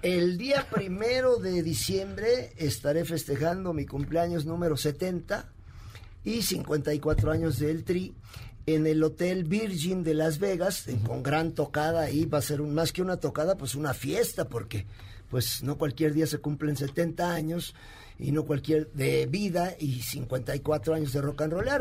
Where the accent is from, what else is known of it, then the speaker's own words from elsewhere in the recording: Puebla, Mexico; yo soy de Puebla, de allá de la ah. bella república de los camotes y los borrachitos